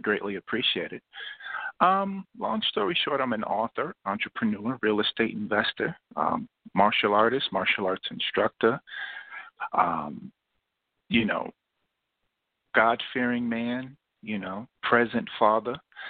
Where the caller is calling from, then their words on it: Jackson, New Jersey, United States; I'm calling from Jackson, New Jersey.